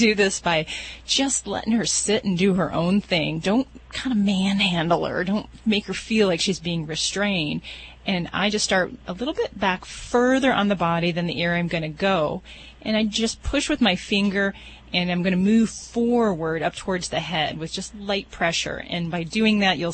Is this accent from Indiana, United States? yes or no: yes; Hammond, Indiana, United States; moved away as an adult; now in Las Vegas, United States; I come from Hammond, Indiana, in the northwest part of the state.